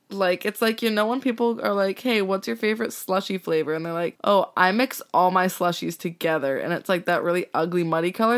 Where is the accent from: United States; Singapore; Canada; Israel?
Canada; Okanagan, British Columbia; moved away; I'm from the Okanagan, and I made Lindsay come out last year with me to meet my family